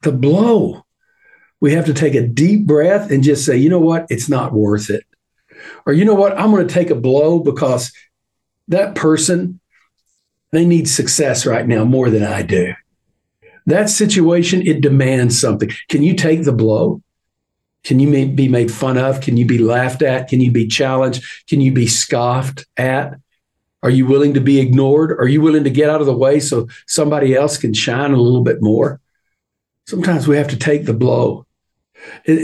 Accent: Texas, United States; I'm a Texan.

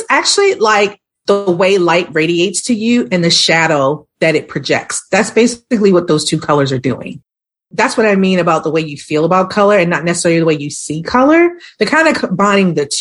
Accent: Baltimore, Maryland, United States; now in Atlanta, United States; I'm actually from the city of Baltimore

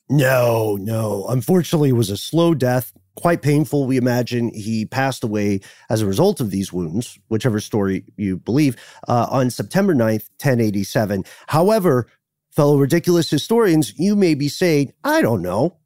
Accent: United Kingdom; We're the ones with the accents

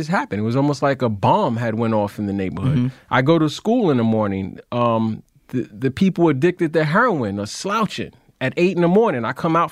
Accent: New York City, New York, United States; I grew up in Brownsville. I grew up in Crown Heights.

